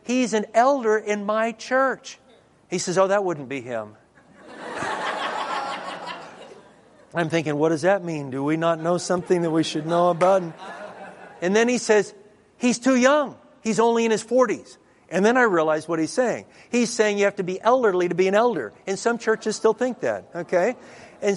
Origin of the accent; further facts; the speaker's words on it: Dallas, Texas, United States; I'm from Dallas area